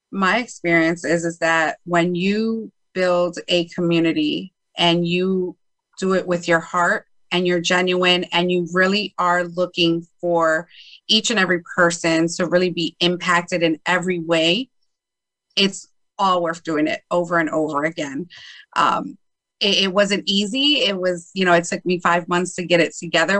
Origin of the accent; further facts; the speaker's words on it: Chicago, Illinois, United States; I was born in Chicago, Illinois.